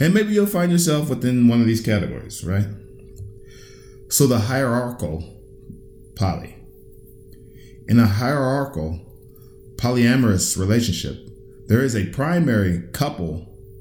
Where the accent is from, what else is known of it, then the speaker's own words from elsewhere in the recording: United States; I was raised in raised in the United States.